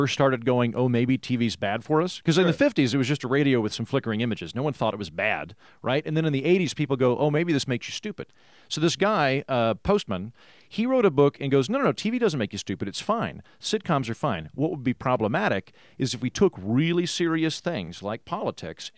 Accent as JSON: {"language": "English", "region": "Oklahoma", "country": "United States", "said": "I'm from Oklahoma, which is functionally the 50s"}